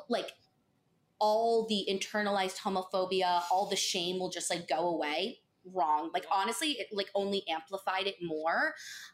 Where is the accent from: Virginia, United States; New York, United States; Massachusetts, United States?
New York, United States; Pelham; I'm from Pelham. I literally still live there